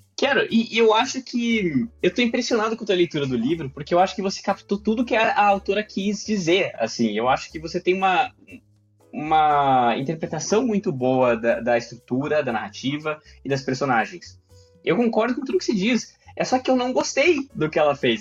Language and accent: Portuguese; Brazil; nós, como brasileiros